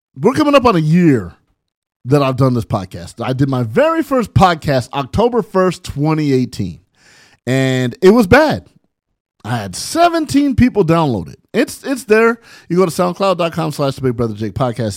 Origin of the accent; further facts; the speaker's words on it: San Bernardino, California, United States; my childhood growing up in San Bernardino.